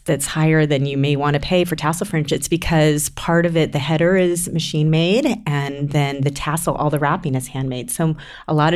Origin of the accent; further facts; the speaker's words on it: California, United States; I grew up in California and I went to UC Berkeley